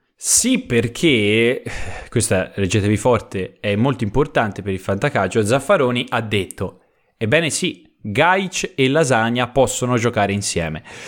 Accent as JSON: {"language": "Italian", "town": "Prato", "region": "Tuscany", "country": "Italy", "said": "vengo da Prato, che comunque è una bellissima città"}